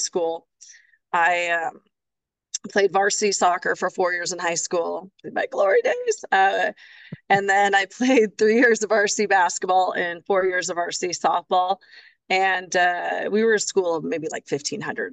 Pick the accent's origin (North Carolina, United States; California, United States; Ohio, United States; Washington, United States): Washington, United States; Vancouver; moved away as an adult; now in Milpitas, United States; Fort Vancouver High School. I was a trapper